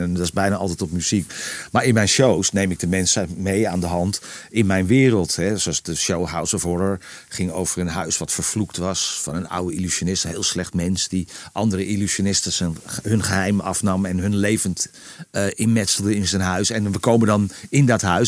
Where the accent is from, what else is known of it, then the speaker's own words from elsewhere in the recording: Purmerend, North Holland, Netherlands; moved away; de spuistraat in permanent waar ik ben geboren. Eh, eh, waar, ik al heel lang niet meer woon